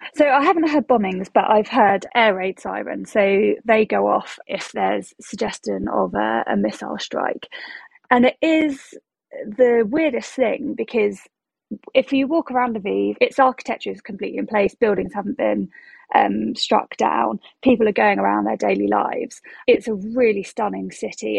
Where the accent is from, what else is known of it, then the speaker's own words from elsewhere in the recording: United Kingdom; when you say you're um, from the UK